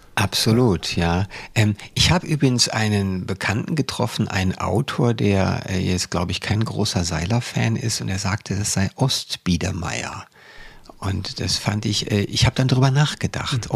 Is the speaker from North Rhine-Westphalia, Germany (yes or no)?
yes; Cologne, North Rhine-Westphalia, Germany; now in Berlin, Germany; jeder Wessi, und ich bin einer äh, als Kölner